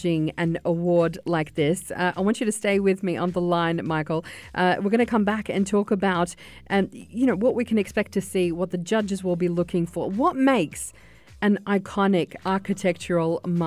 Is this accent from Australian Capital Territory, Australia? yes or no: no; Sydney, New South Wales, Australia; moved away; I just got back from Sydney. That's my hometown